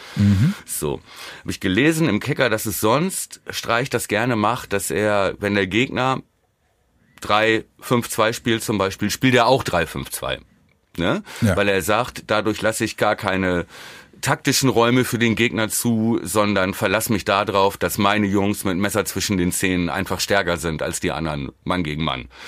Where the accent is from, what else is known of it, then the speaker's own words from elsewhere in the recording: Germany; als Deutscher